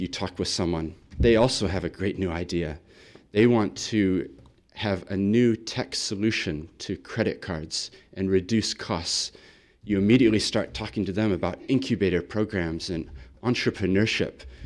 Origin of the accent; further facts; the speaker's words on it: Christchurch, Canterbury, New Zealand; also born or lived in Sydney, Australia; I come from Christchurch